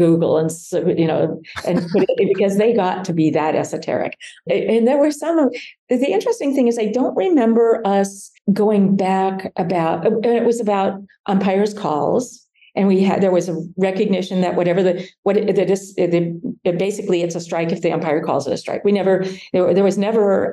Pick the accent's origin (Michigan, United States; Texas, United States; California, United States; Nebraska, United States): Nebraska, United States; I was from Nebraska